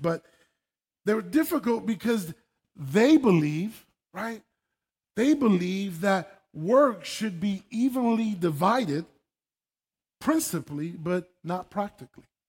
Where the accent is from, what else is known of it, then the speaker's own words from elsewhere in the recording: New York City, New York, United States; moved away; I was born and raised in New York City, uh, in the Bronx